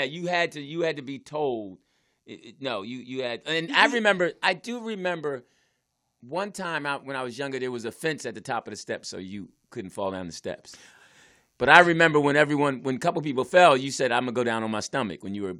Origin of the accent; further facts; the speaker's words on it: Philadelphia, Pennsylvania, United States; now in Los Angeles, United States; And our mom was from Oakland. I was from Philly